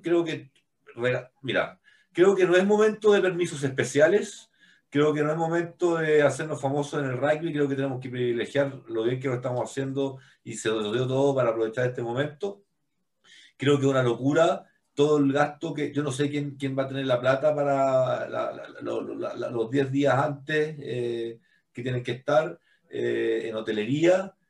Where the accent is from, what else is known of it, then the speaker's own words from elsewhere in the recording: Chile; estábamos vendiendo nosotros como chilenos